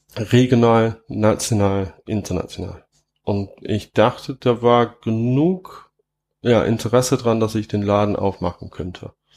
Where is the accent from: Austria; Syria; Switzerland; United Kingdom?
United Kingdom; England; German is a second language; moved away as an adult; now in Trier, Germany; wo ich herkomme, also, also wo ich in England aufgewachsen bin, ähm, da sind viele Hopfengärten